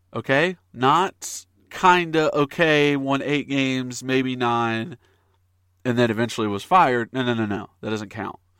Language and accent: English; Knoxville, Tennessee, United States; I grew up in Knoxville. I grew up in East Tennessee.